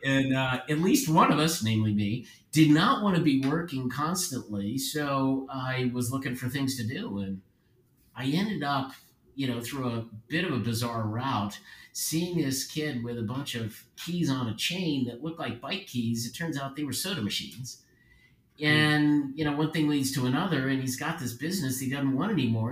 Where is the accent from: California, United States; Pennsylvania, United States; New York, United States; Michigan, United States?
Pennsylvania, United States; Philadelphia; Born and raised in Philadelphia